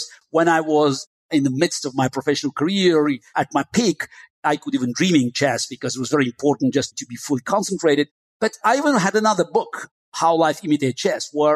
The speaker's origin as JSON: {"language": "English", "town": "Baku", "country": "Azerbaijan", "tie": "born or raised there", "also_born_or_lived": "Moscow, Russia", "first_language": "Russian", "second_language": "English", "moved": "yes", "said": "I grew up in Baku, which was a multicultural city. You may call it the southern outpost of Russian Empire. So that's why my native tongue was Russian."}